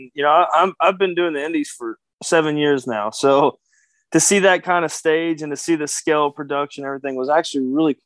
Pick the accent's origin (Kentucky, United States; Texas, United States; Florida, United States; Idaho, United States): Kentucky, United States; I'm a Kentucky boy. I'm from the South.